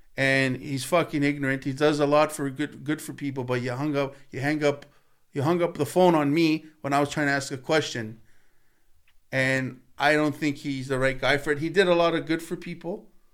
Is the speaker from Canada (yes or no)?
yes; Canada; Me, as a Canadian